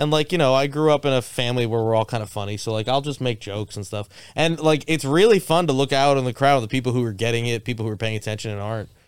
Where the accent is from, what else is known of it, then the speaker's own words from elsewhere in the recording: Boca Raton, Florida, United States; moved away as an adult; also born or lived in Miami; I grew up in Boca Raton.